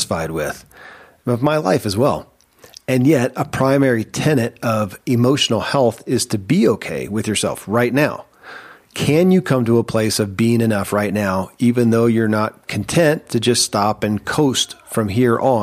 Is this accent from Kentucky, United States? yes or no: yes; Kentucky, United States; born or raised there